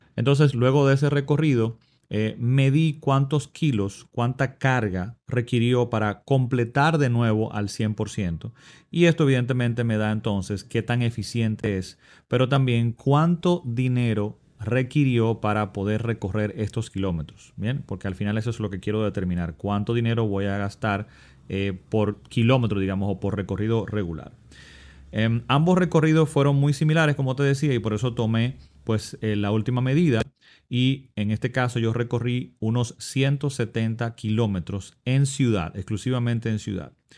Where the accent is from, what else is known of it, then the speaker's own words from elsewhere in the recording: Dominican Republic; mi país